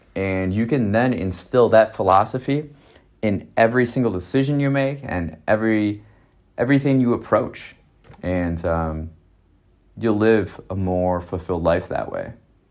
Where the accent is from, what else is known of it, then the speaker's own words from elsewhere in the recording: Wisconsin, United States; I'm from Wisconsin